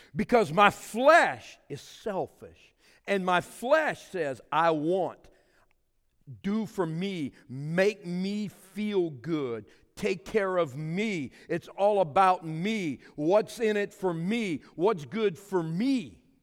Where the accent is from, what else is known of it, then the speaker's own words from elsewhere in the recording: Cajun, Louisiana, United States; I'm a Cajun